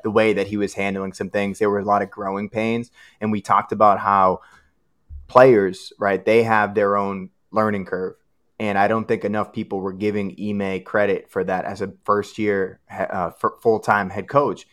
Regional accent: Boston, Massachusetts, United States; moved away as an adult; now in Austin, Texas, United States; And we live in Austin, Texas. We grew up in Dorchester.

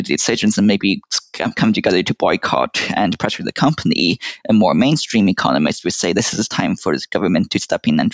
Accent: United States; speaking as an American

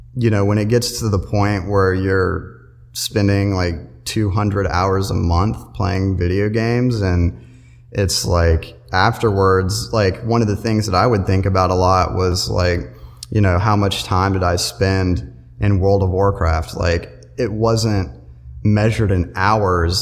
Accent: Matthews, North Carolina, United States; I'm from Matthews, North Carolina. I graduated high school in 2010

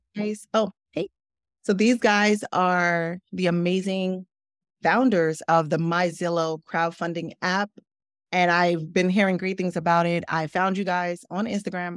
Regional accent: Newark, New Jersey, United States; also born or lived in Brooklyn, New York; I grew up in Newark. I grew up in Brooklyn first, then moved to Newark.

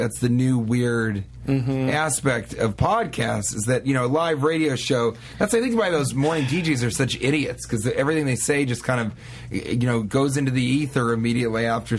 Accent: Denver, Colorado, United States; moved away; I'm from Denver.

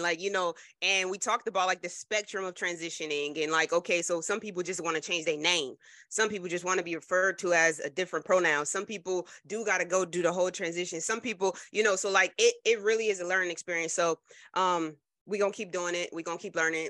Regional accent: New Jersey, United States; I'm from Jersey

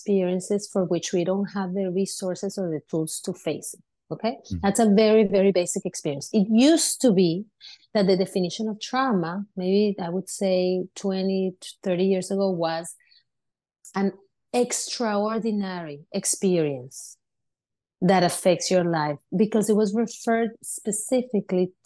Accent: Venezuela; now in United States; I grew up in Venezuela and I grew up in a community of a lot of immigrants

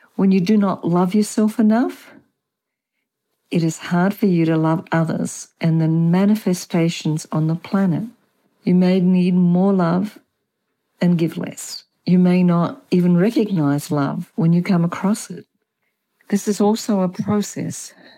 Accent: Australia; also born or lived in Germany; now in Chile; I have an accent. I was born in Australia and apparently I have never lost my accent

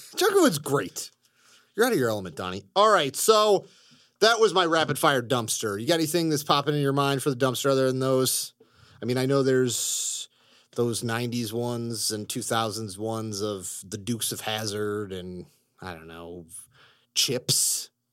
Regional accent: Chicago, Illinois, United States; growing up in Chicago

